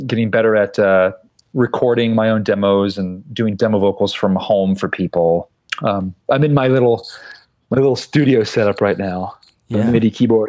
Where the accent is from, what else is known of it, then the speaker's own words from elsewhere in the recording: Utica, New York, United States; I grew up in Utica